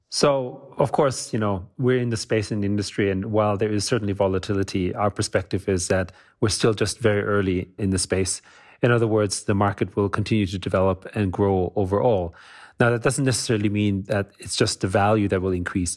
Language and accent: English; Austria; moved away; also born or lived in United States; I grew up in Austria